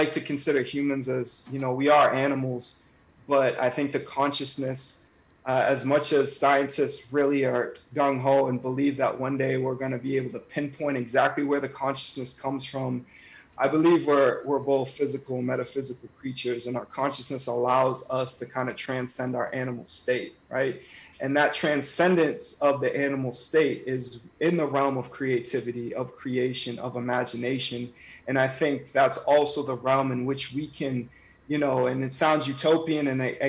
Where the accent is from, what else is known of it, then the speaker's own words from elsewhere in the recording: North Andover, Massachusetts, United States; because, you know, I was from North Andover, not feeling like I belonged there.